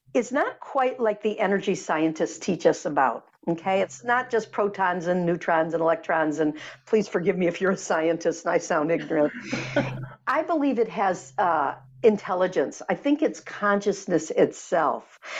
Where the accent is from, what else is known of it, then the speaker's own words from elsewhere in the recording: Michigan, United States; I grew up in Michigan